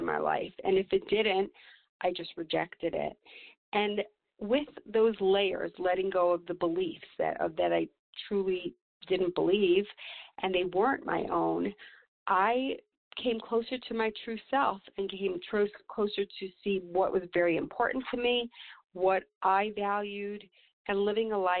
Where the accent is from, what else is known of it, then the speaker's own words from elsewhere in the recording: New York, United States; now in Santa Fe, United States; I grew up in New York with from a family of 13 children